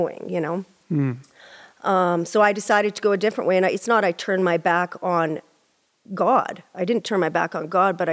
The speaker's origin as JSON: {"language": "English", "town": "Prince Albert", "region": "Saskatchewan", "country": "Canada", "tie": "born or raised there", "said": "I'm from Prince Albert, Saskatchewan. Yeah. And we were raised in a Pentecostal environment, church"}